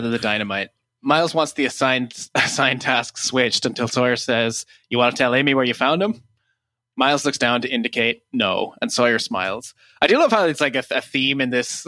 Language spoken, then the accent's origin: English; Ireland; now in Toronto, Canada; as an Irish person